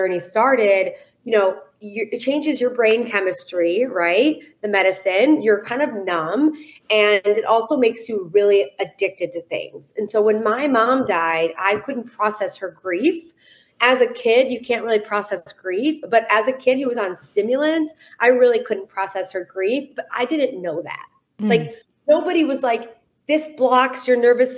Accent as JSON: {"language": "English", "town": "Detroit", "region": "Michigan", "country": "United States", "said": "I am from Detroit, Michigan"}